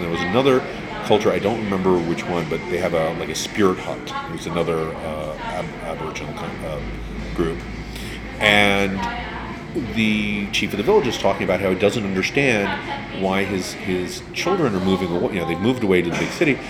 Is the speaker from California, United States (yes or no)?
no; New York, United States; I'm a New Yorker